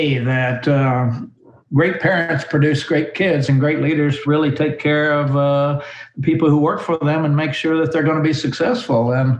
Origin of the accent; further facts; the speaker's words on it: Oklahoma, United States; I grew up in Oklahoma on a farm.